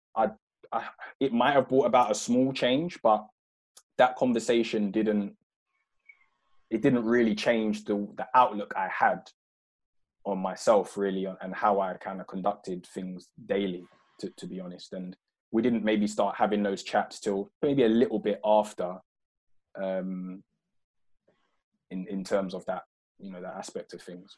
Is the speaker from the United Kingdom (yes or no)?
yes; London, United Kingdom; moved away as an adult; also born or lived in Croydon / Purley; now in Kent, United Kingdom; I grew up in South London, so um, I was uh, born in uh, Croydon Mayday Hospital